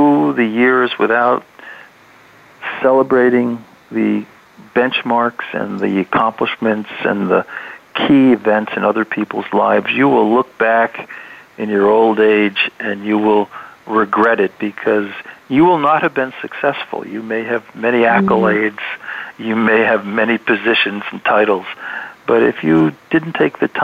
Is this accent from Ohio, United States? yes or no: yes; Cleveland, Ohio, United States; now in New York, United States; I'm in New York. I mean, I'm from Cleveland